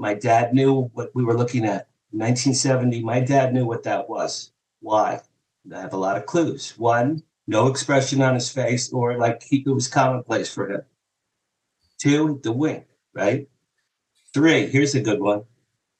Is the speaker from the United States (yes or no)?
yes; Jersey Shore, New Jersey, United States; I grew up in the Jersey Shore with two younger brothers, my parents